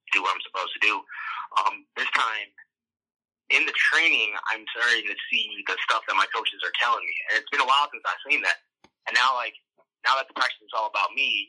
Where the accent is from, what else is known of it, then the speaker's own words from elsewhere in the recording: Chicago, Illinois, United States; we're in Chicago. So it was like all my hometown